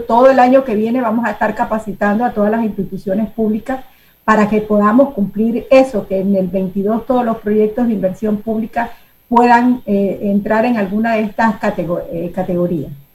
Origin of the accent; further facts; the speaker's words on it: Panama; construimos como panameños